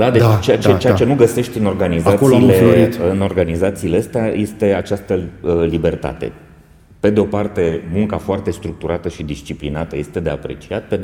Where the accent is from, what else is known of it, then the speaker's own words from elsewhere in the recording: Romania; Bun, deci nu ar trebui să avem complexe ca români și uh, cel puțin în sectorul ăsta.